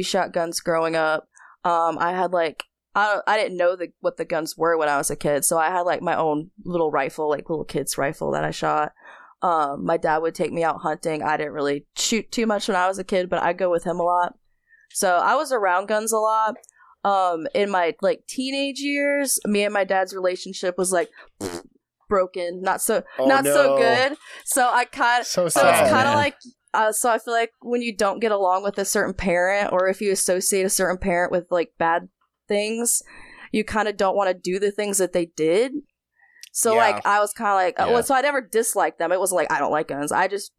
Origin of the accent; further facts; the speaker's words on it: North Carolina, United States; also born or lived in New York; No, so I was born in New York, but my parents were in the military, so they didn't stay there that long. So, but they weren't in there very long afterwards, so they settled in North Carolina.